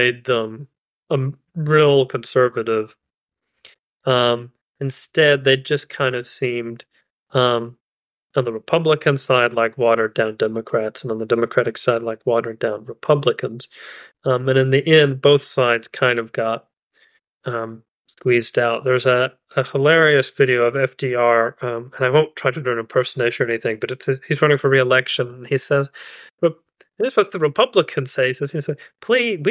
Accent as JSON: {"language": "English", "region": "Eastern Kentucky", "country": "United States", "said": "I'm from Eastern Kentucky. I live in Eastern Kentucky"}